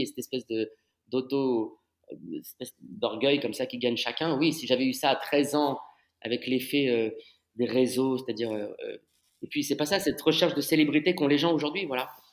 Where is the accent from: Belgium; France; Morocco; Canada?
France; Paris, Île-de-France; J'ai grandi à Paris, j'ai fait mes études à Paris.